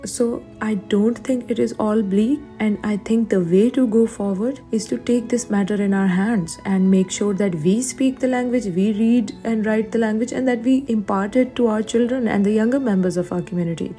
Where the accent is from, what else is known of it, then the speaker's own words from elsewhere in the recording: Pakistan; moved away as an adult; now in Canada; I'm currently an international student at Durham College. I'm originally from Pakistan